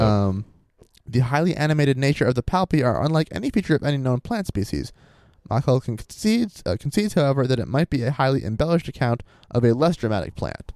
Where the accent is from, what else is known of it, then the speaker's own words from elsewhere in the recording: Maine, United States; I'm from Maine.